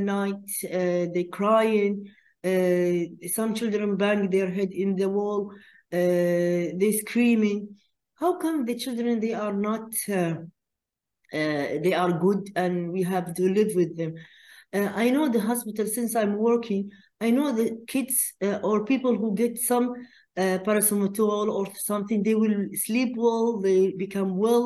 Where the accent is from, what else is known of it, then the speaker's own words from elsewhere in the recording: Qatar; we are from Qatar.